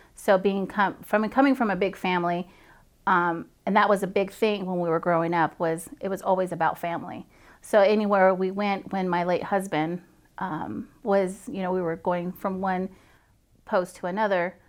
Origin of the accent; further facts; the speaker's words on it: Farmington, New Mexico, United States; now in Fort Riley, United States; I'm originally from Farmington, New Mexico, the Four Corners area.